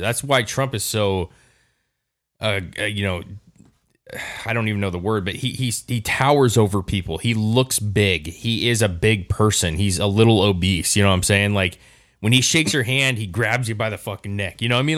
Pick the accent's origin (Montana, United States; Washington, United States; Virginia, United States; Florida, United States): Washington, United States; Longview; born or raised there